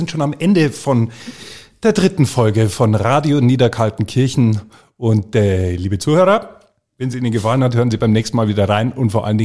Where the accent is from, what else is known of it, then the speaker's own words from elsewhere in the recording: Munich, Bavaria, Germany; born there; bin ja ein gebürtiger Münchner ja.